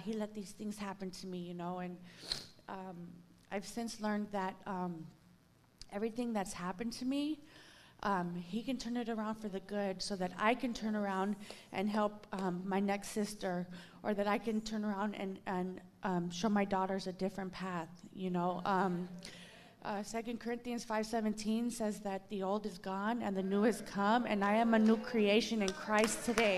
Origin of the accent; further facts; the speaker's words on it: Los Angeles, California, United States; I'm from Los Angeles, California.